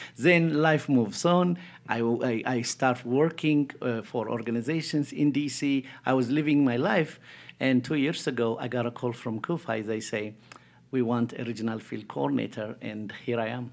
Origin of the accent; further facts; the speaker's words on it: Ethiopia; moved away; I grew up in Ethiopia, born and raised